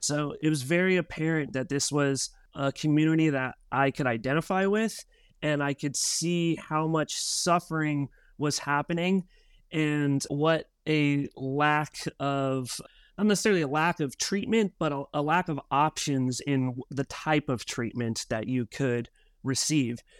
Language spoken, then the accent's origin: English; Albuquerque, New Mexico, United States; moved away as an adult; also born or lived in Oregon; now in San Diego, United States; Myself was born and raised in Albuquerque, New Mexico